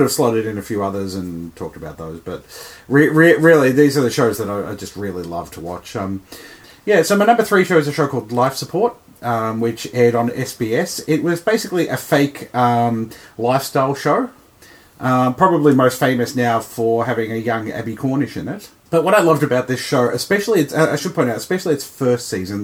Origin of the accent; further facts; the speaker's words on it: Australia